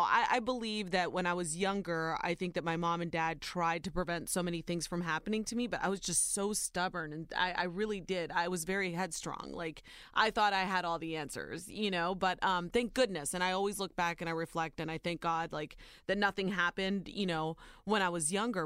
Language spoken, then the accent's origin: English; Ohio, United States; born or raised there